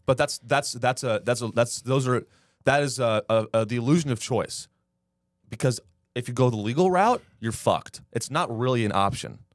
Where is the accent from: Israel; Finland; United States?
United States; we all grew up in America